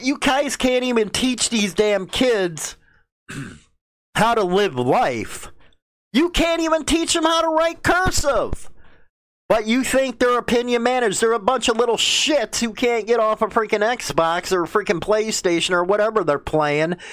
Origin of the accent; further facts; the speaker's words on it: Chicago, Illinois, United States; growing up in Chicago.